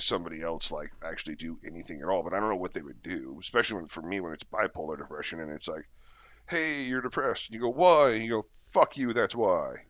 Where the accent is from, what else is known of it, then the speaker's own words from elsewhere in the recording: United States; as an American